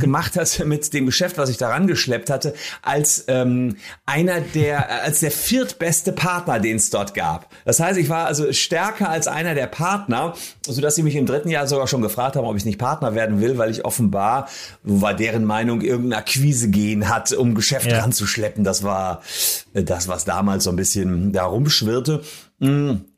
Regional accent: Gevelsberg, North Rhine-Westphalia, Germany; in Gefelsberg, der Heimatstadt, wo ich herkomme

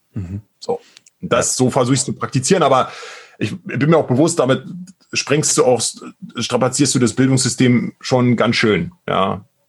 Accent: Brandenburg, Germany; accent: Berlin dialect; now in Berlin, Germany; aber tatsächlich bin ich eigentlich gebürtiger Brandenburger, bin also eigentlich ein Landei äh, im Osten äh, aufgewachsen und dann äh, aber jetzt schon seit 20 Jahren in Berlin.

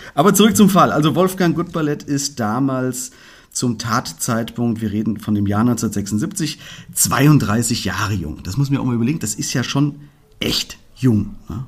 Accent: Fulda, Hesse, Germany; hier bei uns in Fulga

